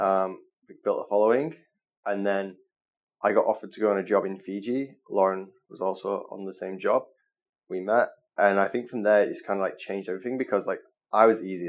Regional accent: Manchester, North West England, United Kingdom; moved away as an adult; now in Bali, Indonesia

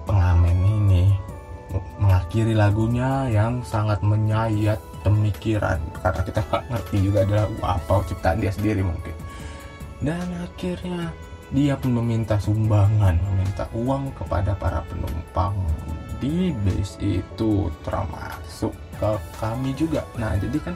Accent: Medan, North Sumatra, Indonesia; oh kalian dari mana rupanya dari Medan oh iya di Medan kan biasanya ada no, ah, nomor angkot kan ya

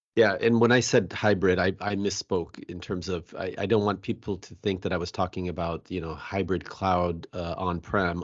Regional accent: Bellevue, Washington, United States; I was born and raised here

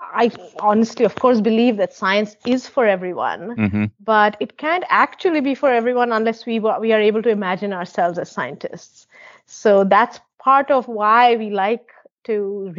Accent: West Bengal, India; as a student growing up in West Bengal

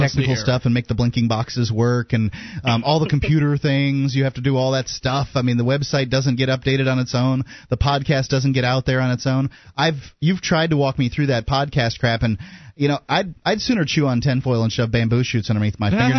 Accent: Florida, United States; moved away as an adult; now in New Hampshire, United States; I grew up in Florida, so I'm used to the weather being warm and nice.

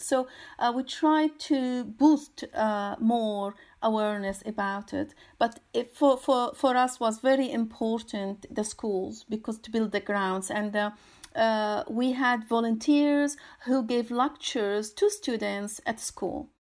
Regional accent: Syria; moved away; I'm originally from Syria

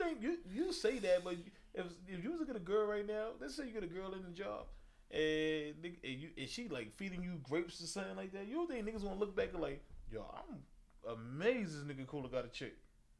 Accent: New York City, New York, United States; growing up in Coney Island.

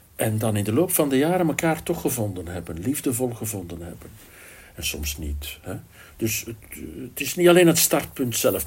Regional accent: Flanders, Belgium; Ik ben ook een Vlaamse jongen.

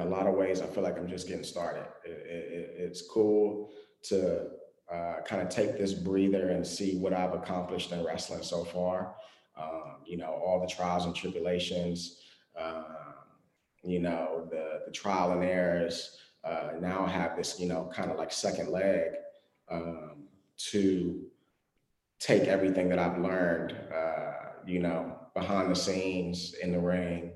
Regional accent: Washington, District of Columbia, United States; to come back in DC, you know, in my hometown

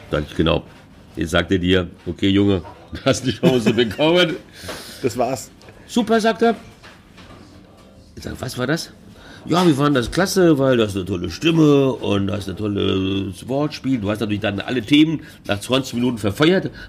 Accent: São Paulo, Brazil; Ich sage, ja, komm, wir alte Brasilianer, komm, ja. Und, oder kam aus São Paulo, so wie ich, wo ich aufgewachsen bin. Und hat an meinem Tonfall auch gehört, das ist äh, São Paulo Deutsch, äh, São Paulo Portugiesisch.

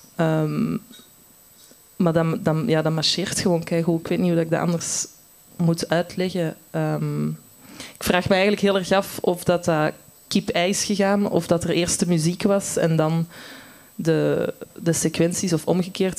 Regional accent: Antwerp, Flanders, Belgium; ik zelf van Antwerpen ben.

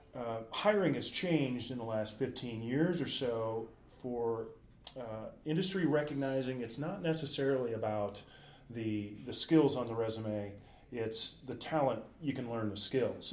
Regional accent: Midwest, United States; we grew up in the Midwest

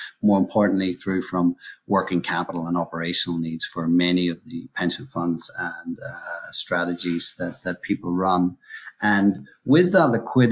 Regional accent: Northern Ireland, United Kingdom; moved away as an adult; also born or lived in London / Hong Kong / Switzerland; now in Brisbane, Australia; I'm originally from Northern Ireland.

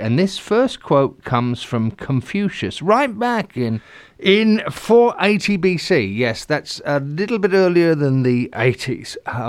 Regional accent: England, United Kingdom; I'm an Englishman, so a good cuppa.

